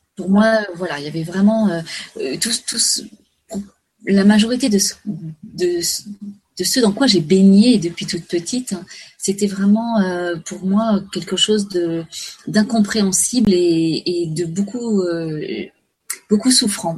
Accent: Paris, Île-de-France, France; je suis née à Paris

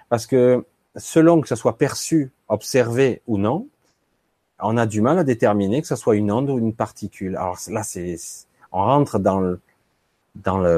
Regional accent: France; born there; La France, mon pays natal, dans mon cœur.

